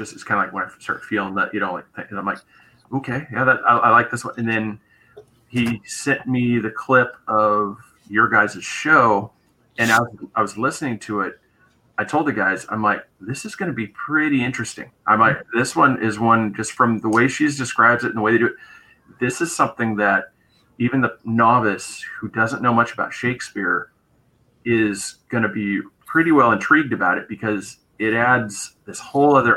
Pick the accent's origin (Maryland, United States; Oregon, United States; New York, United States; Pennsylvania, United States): Oregon, United States; moved away as an adult; now in Central Florida, United States; I moved from Oregon. I was born and raised there